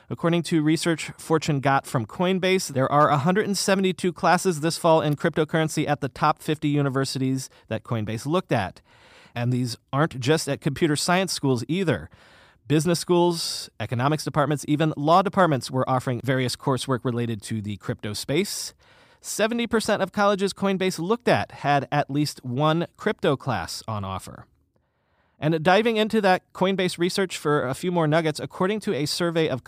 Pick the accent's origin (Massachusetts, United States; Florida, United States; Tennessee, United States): Florida, United States; now in Brooklyn, United States; And I grew up in South Florida, so I know from hot and humid better than most.